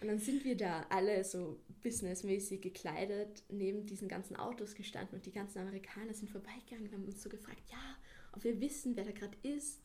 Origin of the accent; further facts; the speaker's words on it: Salzburg, Austria; ich bin aus Salzburg, ich bin 17 Jahre alt